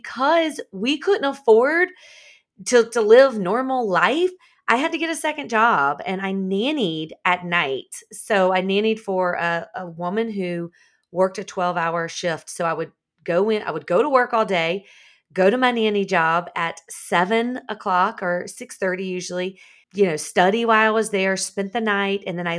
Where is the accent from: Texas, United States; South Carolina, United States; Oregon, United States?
South Carolina, United States; Columbia; also born or lived in Charlotte, North Carolina; I'm actually from South Carolina, but about an hour and a half south, right outside of Columbia, South Carolina.